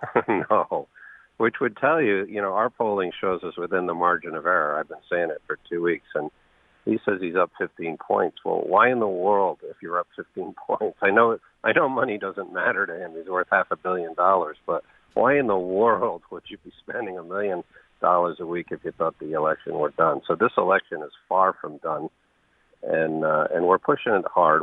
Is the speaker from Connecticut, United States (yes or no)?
yes; New Haven, Connecticut, United States; I grew up in New Haven